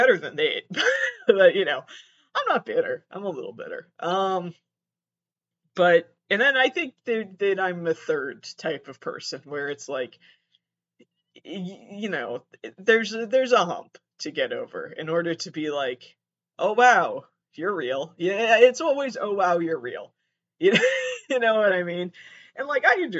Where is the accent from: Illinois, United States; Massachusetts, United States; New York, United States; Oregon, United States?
Massachusetts, United States; I was born and raised in Massachusetts, and I am there right now, currently